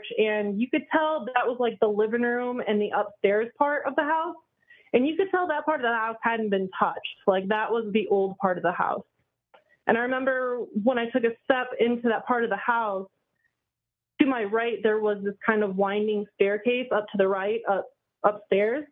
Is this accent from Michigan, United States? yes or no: yes; Michigan, United States; also born or lived in Indianapolis; I'm from Michigan